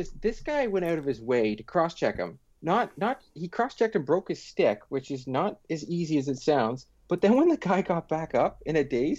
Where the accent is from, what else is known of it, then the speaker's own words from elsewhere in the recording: Pickering, Ontario, Canada; Yeah, I grew up in Pickering.